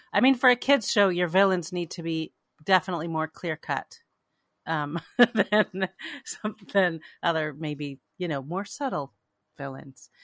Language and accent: English; Canada; now in United States; I grew up in Canada